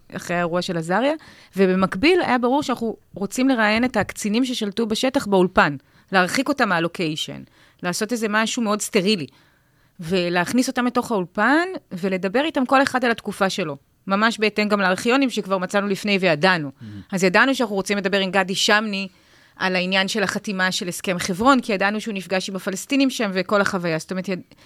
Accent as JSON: {"language": "Hebrew", "country": "Israel"}